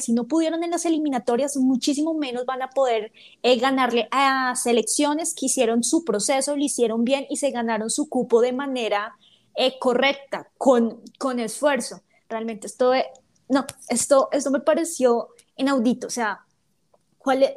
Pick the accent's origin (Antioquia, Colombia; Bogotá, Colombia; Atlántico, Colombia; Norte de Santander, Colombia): Bogotá, Colombia; accent: rolo; yo no soy paisa, yo soy rola entonces lo quieren con mi ah. acento